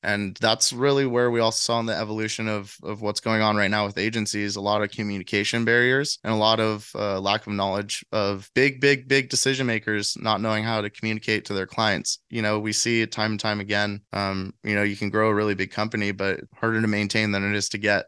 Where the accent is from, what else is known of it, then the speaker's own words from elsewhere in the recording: San Diego, California, United States; now in Nashville, United States; I'm from San Diego and I came straight to Nashville